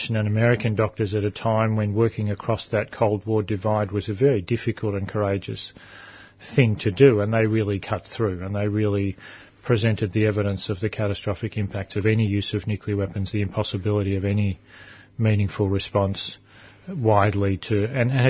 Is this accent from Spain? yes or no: no; Adelaide, South Australia, Australia; I was born in Adelaide